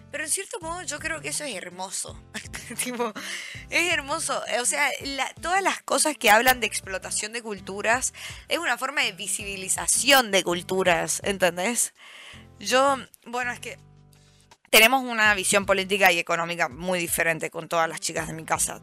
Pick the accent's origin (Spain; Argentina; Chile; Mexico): Argentina; Mendoza; now in Buenos Aires, Argentina; somos varias chicas de Mendoza